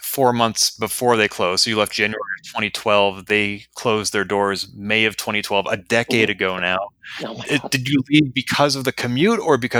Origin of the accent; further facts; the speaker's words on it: Leominster, Massachusetts, United States; I also share the same hometown as him.